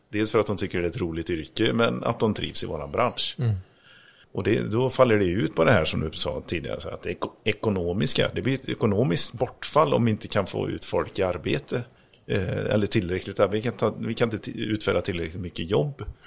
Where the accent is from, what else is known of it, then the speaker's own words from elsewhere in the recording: Grästorp, Västra Götaland, Sweden; moved away; Grästorp där jag kommer ifrån